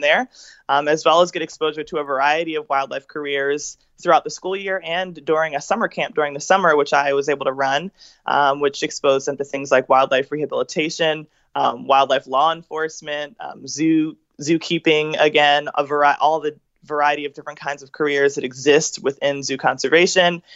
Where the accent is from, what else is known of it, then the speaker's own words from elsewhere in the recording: Philadelphia, Pennsylvania, United States; moved away; also born or lived in Georgia; I am from Philadelphia in the, as you might call, inner city, in a really urban area.